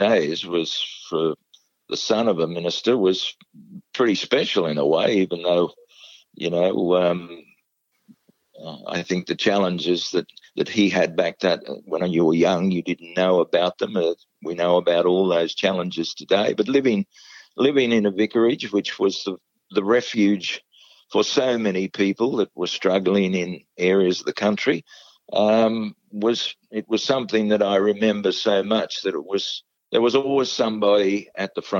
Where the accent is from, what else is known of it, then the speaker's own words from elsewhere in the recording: Manilla, New South Wales, Australia; also born or lived in Uralla; I was very fortunate to have a wonderful growing up in the country, and my schools in Urala and in Manila